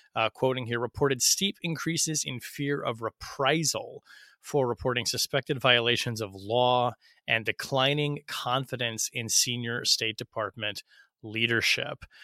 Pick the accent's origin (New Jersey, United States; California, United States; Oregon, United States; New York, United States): Oregon, United States; Portland; moved away; my hometown, Portland